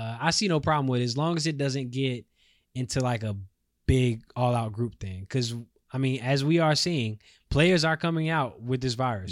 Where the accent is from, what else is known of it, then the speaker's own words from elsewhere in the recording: Charlotte, North Carolina, United States; my hometown is Charlotte